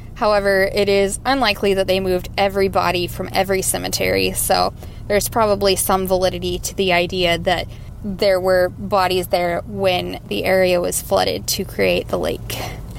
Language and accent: English; Atlanta, Georgia, United States; I am from Atlanta, Georgia, and I have got a hometown legend for y'all.